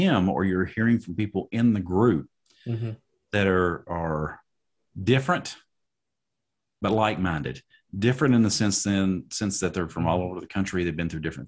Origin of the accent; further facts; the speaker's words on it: Tennessee, United States; I'm Southern biscuit fried. I live in Lebanon, East Nashville